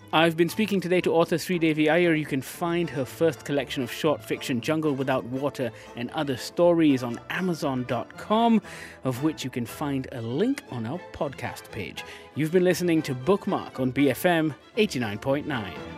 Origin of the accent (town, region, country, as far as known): Malaysia